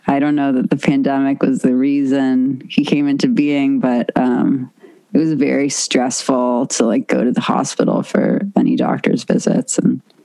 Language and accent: English; Los Angeles, California, United States; I grew up on the West side